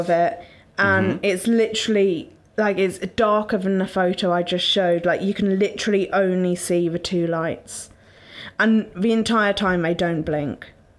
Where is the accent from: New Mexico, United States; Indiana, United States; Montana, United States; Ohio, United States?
Ohio, United States; I grew up in Ohio, near Loveland, and saw it when camping.